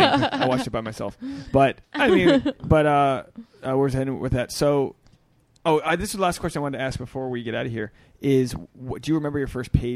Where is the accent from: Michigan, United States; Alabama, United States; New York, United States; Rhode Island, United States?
Rhode Island, United States; now in Los Angeles, United States; Well, I'm from Rhode Island.